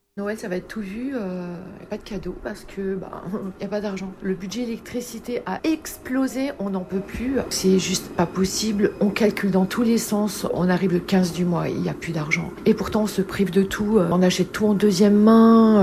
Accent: France; nous, les Français moyens

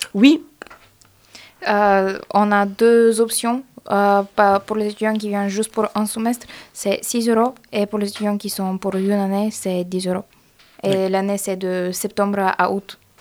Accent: Bulgaria; French is a second language; now in Grenoble, France; Je suis bulgare de Bulgarie et je fais aussi mon licence ici

